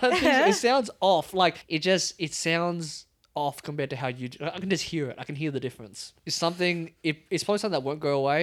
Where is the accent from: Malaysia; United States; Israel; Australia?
Australia; accent: Australian; first language English; my accent is just so far into Australian right now.